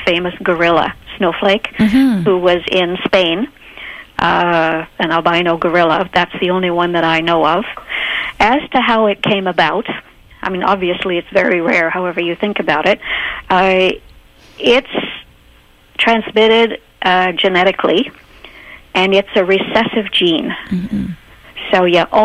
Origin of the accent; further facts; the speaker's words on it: Canada; as a Canadian to study infant chimpanzees for my PhD.